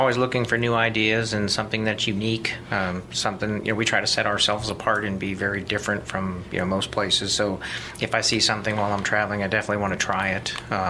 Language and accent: English; Youngstown, Ohio, United States; now in Columbus, United States; I grew up in Youngstown